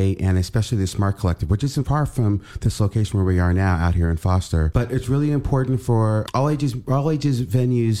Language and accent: English; New York City, New York, United States; now in Portland, United States; I'm from Brooklyn, New York